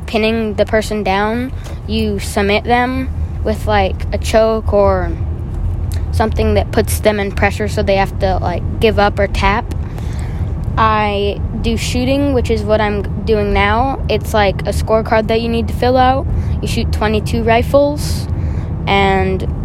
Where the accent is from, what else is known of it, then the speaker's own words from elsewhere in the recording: Arizona, United States; I was raised in Arizona. I grew up in Arizona, and it's my home state